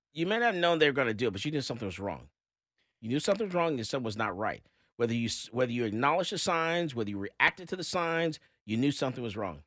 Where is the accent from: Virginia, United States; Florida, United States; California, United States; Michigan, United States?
Florida, United States; Fort Lauderdale; moved away; I've lived in Florida. I, I'm from Fort Lauderdale myself